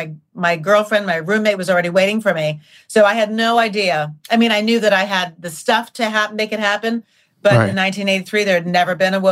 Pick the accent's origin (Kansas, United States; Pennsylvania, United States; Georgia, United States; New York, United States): New York, United States; growing up in New York